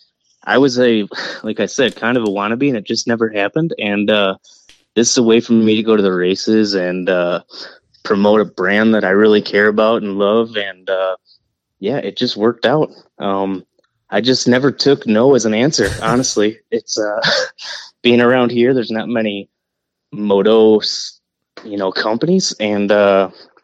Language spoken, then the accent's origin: English; Canada; accent: Canadian; now in Wisconsin, United States; I'm a Canadian brother, all right? I live in Wisconsin